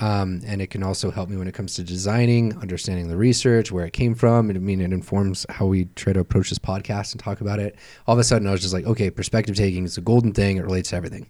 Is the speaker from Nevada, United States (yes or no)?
yes; Tonopah, Nevada, United States; I am from Tonopah, Nevada